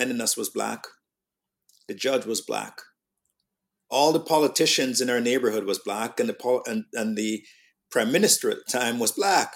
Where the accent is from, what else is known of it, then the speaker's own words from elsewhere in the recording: Jamaica; accent: Jamaican; also born or lived in Canada; now in Toronto, Canada; If I wasn't raised in Jamaica